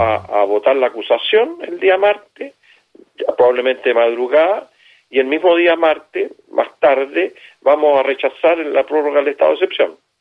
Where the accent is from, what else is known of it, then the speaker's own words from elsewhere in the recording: Chile; Yo siento como chileno vergüenza